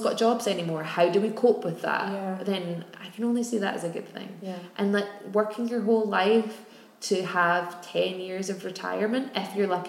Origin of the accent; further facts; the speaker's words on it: Glasgow, Scotland, United Kingdom; we're Irish descent, came to Glasgow